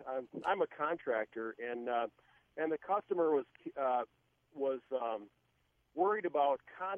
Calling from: Farmington, Minnesota, United States

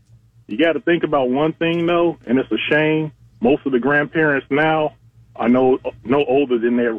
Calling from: Fort Walton Beach, Florida, United States; from Fort Walton Beach.

